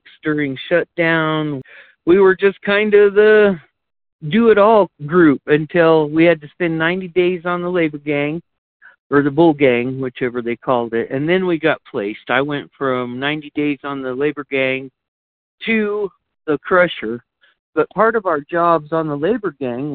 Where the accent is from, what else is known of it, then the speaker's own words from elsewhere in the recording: Grants, New Mexico, United States; I was born and raised right here in Grants, New Mexico